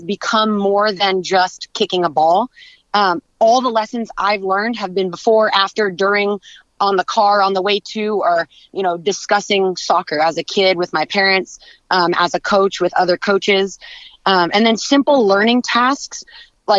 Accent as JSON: {"language": "English", "town": "San Diego", "region": "California", "country": "United States", "moved": "as an adult", "lives_now": "Orange County, United States", "said": "I am originally from San Diego, but I've been living in Orange County since college started"}